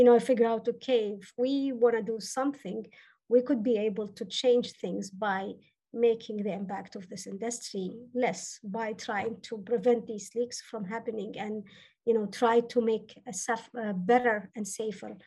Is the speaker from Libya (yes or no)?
yes; Libya; moved away as an adult; also born or lived in Athens, Greece / Canada; now in Doha, Qatar; So I was born in Athens, Greece, and spent part of my childhood there. And then my family moved back to Libya. We're originally from Libya, where I spent all my childhood and teenager ages there